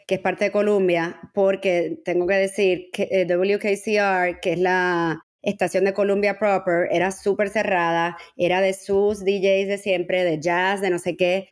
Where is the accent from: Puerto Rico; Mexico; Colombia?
Puerto Rico; San Juan; moved away as an adult; also born or lived in Barcelona, Spain / New York, United States / Miami, United States; now in Madrid, Spain; me crié en San Juan. Yo nací en Barcelona